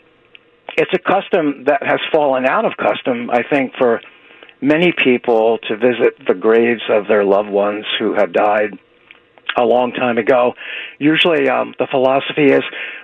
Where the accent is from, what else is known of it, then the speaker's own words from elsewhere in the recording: Frazer, Pennsylvania, United States; now in Philadelphia, United States; I grew up in Fraser, Pennsylvania, which is really country